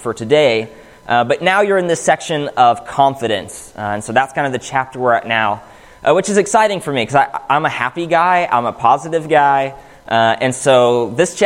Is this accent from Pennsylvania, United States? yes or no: yes; Pittsburgh, Pennsylvania, United States; moved away; Growing up in Pittsburgh, the closest Church of Christ was 35, 40, 45 minutes away